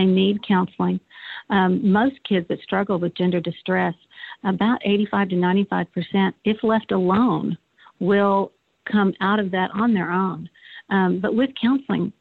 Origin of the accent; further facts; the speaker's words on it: United States; as an American and as a mom